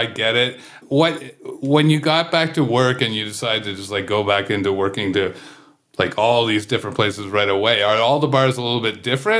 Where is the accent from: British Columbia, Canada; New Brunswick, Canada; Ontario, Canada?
Ontario, Canada; Kingston; now in Toronto, Canada; when I grew up in Kingston